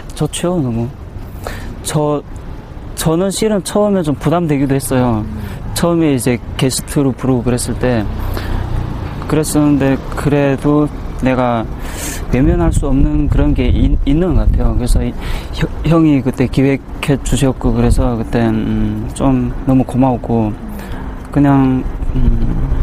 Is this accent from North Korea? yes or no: yes; Bukchong, South Hamgyong, North Korea; now in South Korea; 고향은 함경남도 북청이고 2010년에 한국에 들어왔고.